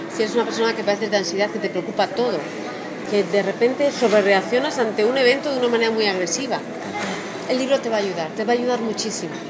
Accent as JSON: {"language": "Spanish", "country": "Spain", "said": "no son como los españoles que tenemos eso, el inglés jamu jamu."}